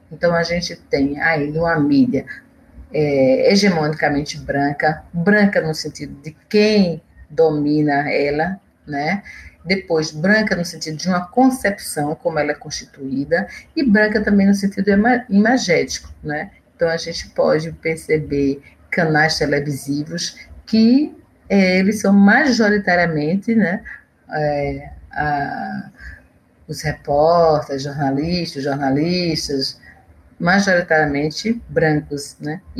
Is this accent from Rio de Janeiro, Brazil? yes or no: no; Olinda, Pernambuco, Brazil; moved away; also born or lived in Recife; sou pernambucana, nascida na cidade de Olinda e venho de uma família grande, somos é, cinco irmãs e três irmãos